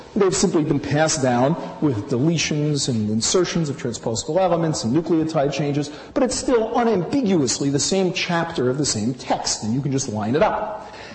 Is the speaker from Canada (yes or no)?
no; New York City, New York, United States; I'm from Brooklyn